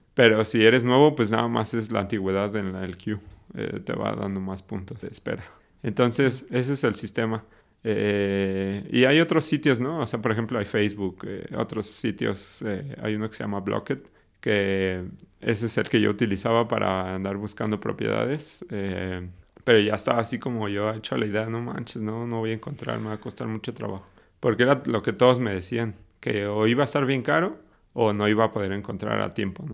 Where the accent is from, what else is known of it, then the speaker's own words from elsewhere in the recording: Mexico City, Mexico; moved away as an adult; also born or lived in Querétaro / Guadalajara / Sweden; soy de la Ciudad de México